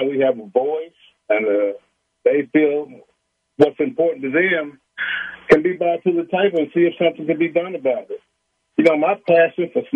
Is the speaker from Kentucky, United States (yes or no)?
yes; Richmond, Kentucky, United States; I'm from Richmond, Kentucky, born and raised here all my life.